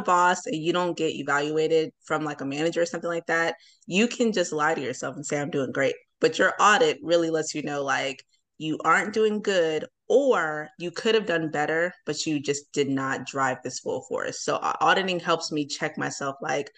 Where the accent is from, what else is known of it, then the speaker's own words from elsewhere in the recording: New Jersey, United States; now in Atlanta, United States; I'm from Atlanta. I'm from New Jersey, but I've lived here so long